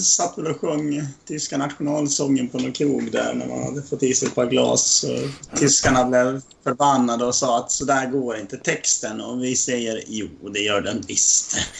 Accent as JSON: {"language": "Swedish", "country": "Sweden", "said": "jag är från Sverige."}